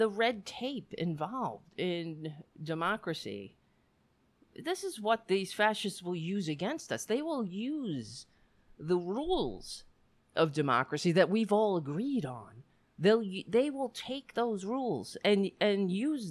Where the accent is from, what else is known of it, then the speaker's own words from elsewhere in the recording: New York City, New York, United States; I grew up on Staten Island and you were either Irish or Italian